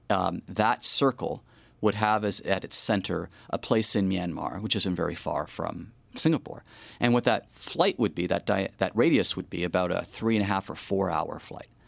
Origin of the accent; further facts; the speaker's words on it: Montreal, Quebec, Canada; But again, I'm from Montreal.